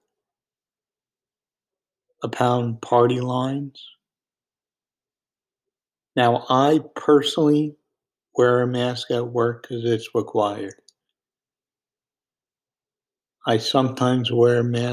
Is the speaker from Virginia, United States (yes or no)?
yes; Virginia, United States; my home state of Virginia